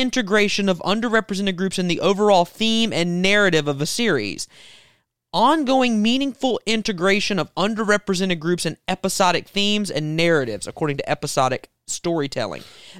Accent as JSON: {"language": "English", "region": "South Carolina", "country": "United States", "tie": "born or raised there", "said": "I was born in America, and raised. I'm a South Carolinian, but I'm also an American."}